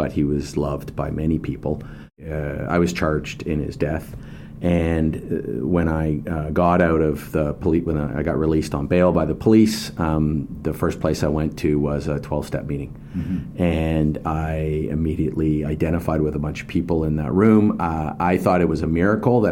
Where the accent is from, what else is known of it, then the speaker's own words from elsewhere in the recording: West Coast, Canada; I born and raised in the West Coast.